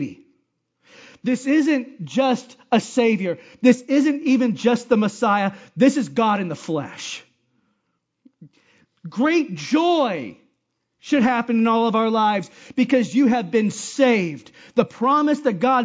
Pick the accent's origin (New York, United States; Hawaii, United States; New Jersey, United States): Hawaii, United States; moved away; where I grew up in Hawaii